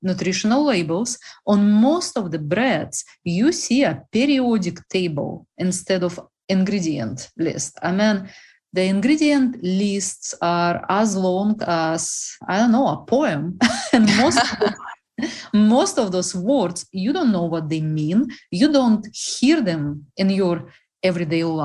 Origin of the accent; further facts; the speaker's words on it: Russia; English is a second language; moved away as an adult; now in United States; originally, I am from the most unpopular country in the whole world, Russia.